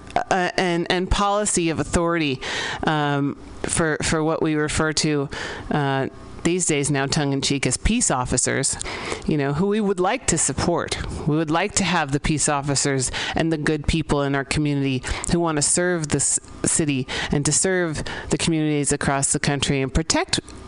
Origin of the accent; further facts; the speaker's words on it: San Francisco, California, United States; I grew up here in San Francisco, and not that old. I'm pretty young, actually. I grew up here in the 80s, born in the early 80s.